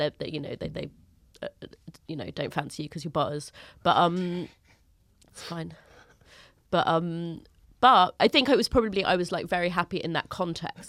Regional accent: London, United Kingdom; Finchley is a North London suburb. It's, I am from Finchley

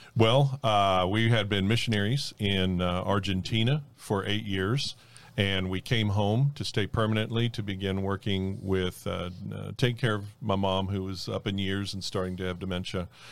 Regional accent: North Miami, Florida, United States; born or raised there; also born or lived in Fort Lauderdale, Florida

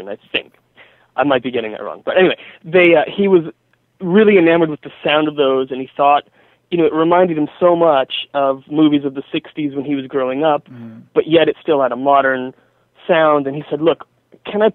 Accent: Orange County, California, United States; I grew up in Orange County, which means I had a ska band

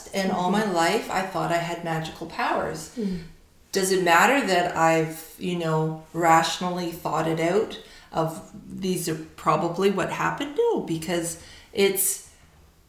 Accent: Surrey, British Columbia, Canada; now in Victoria, Canada; I grew up in Surrey, so I grew up in a very urban.

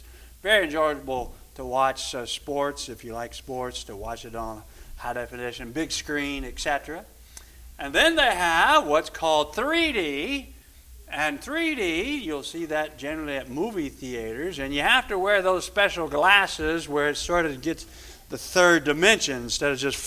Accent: Louisville, Kentucky, United States; I was growing up in Louisville, pretty good, because we lived in Louisville

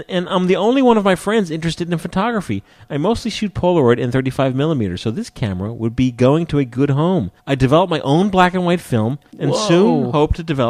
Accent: Dayton, Ohio, United States; also born or lived in Canberra, Australia; now in Arlington, United States; I'm from Dayton, Ohio, and I live off and on in Arlington, Virginia. I lived in Canberra, Australia for 3 years, and I'm addicted to Tim Tams.

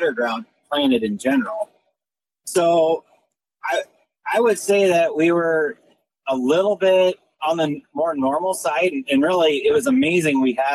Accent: Pierce Plainview area, Northeast Nebraska, United States; I'm from Northeast Nebraska, kind of the Pierce Plainview area, and farm corn and soybeans

